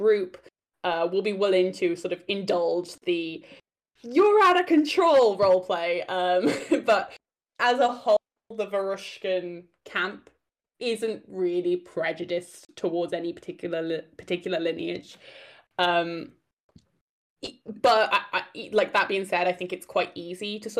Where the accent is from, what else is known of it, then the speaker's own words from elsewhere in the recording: Wales, United Kingdom; I'm Welsh